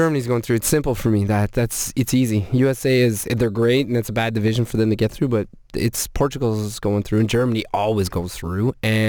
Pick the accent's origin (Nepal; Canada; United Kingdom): United Kingdom; Scotland; I'm Scottish.